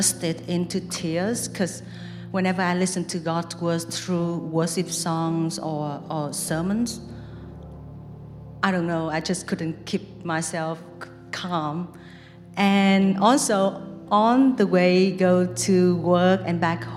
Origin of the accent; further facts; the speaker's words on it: Vietnam; moved away; I was living in Vietnam, so Buddhism is like a very big thing in my home country